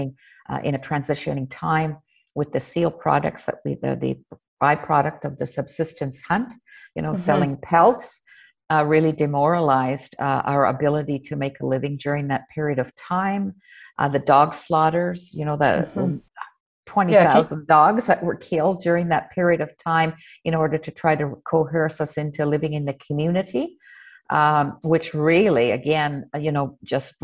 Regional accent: Nunavik, Ungava region, Quebec, Canada; the Ungava region where I was born in Nunavik

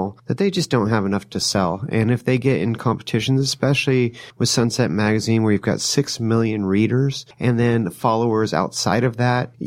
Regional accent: Sonoma County, California, United States; I was born and raised in Sonoma County

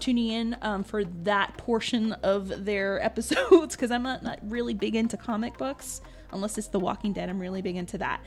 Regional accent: New Orleans, Louisiana, United States; I'm from New Orleans.

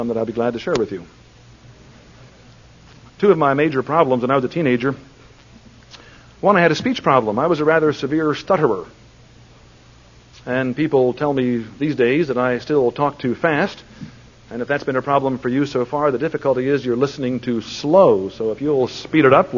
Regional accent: Plymouth Meeting, Pennsylvania, United States; I was raised in Plymouth Meeting, Pennsylvania

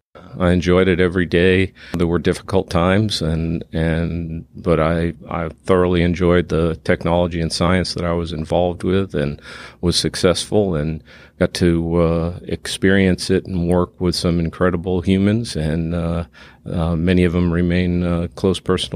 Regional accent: Massachusetts, United States; moved away as an adult; also born or lived in Colorado; now in Texas, United States; I grew up in south of Boston and Nantasket Beach.

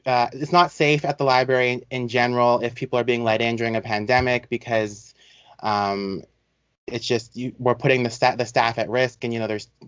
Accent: Canada; I'm not American. I'm Canadian.

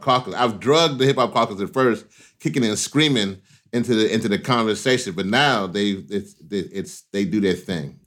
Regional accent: Louisiana, United States; I was born in Louisiana

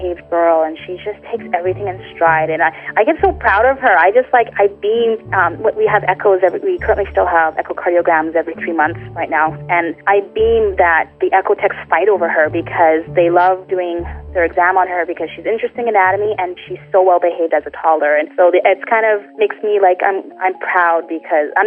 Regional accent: Canada; We're from Canada

